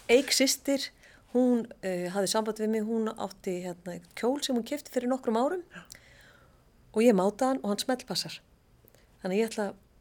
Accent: Reykjavík, Capital Region, Iceland; Ég var bara upp í Árbæ þegar ég var úlingur

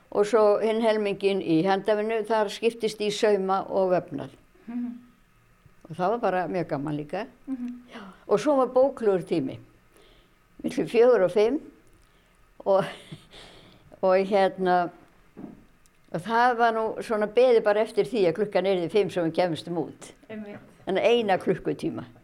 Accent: Ísafjörður, Westfjords, Iceland; Ég er frá Ísafjörði, ég er fætt á uppalarnu og hef alltaf búið hér

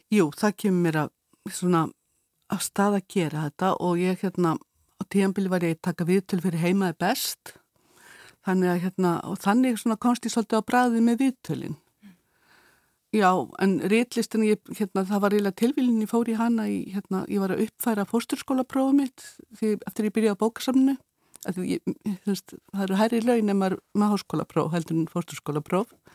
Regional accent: Eyrarbakki, Southern Region, Iceland; ég er frá Eirabakka

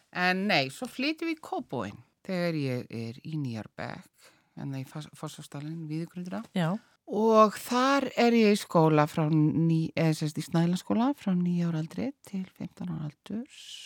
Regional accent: Reykjavík, Capital Region, Iceland; moved away as an adult; also born or lived in Paris; Ég er úr Reykjavík, eh, ég fætt í Reykjavík

